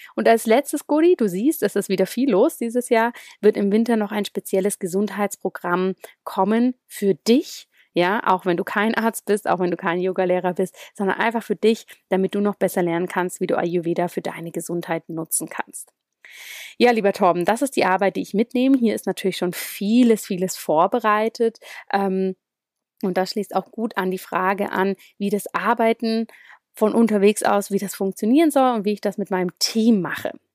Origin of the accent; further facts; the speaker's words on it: Zurich, Switzerland; ziemlich viel immer von Zürich aus gearbeitet, meinem Heimatort